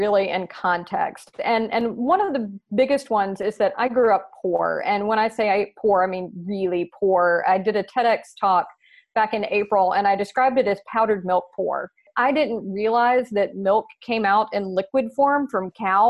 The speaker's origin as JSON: {"language": "English", "region": "the South", "country": "United States", "accent": "Southern", "lives_now": "Nashville, United States", "said": "my Southern accent"}